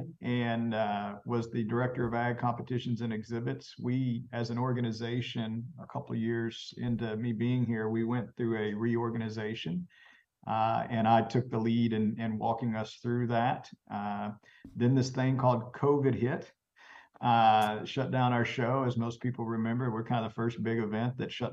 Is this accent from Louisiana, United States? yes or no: no; Brazos Valley, Texas, United States; I grew up in the Brazos Valley area myself.